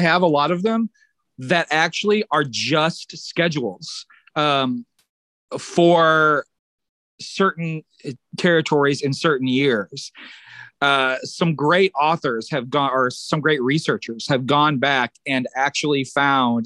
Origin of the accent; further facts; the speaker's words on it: Illinois, United States; I had always recorded the television shows in my hometown area in Illinois